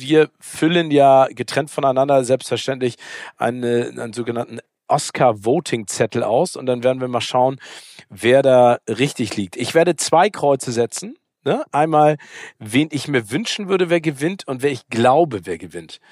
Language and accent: German; Hamburg, Germany; als Hamburger